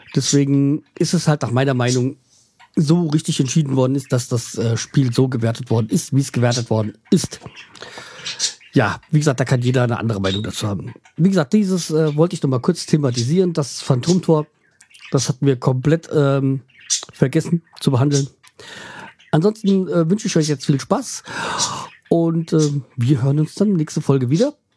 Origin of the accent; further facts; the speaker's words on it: Frankfurt, Hesse, Germany; als Frankfurter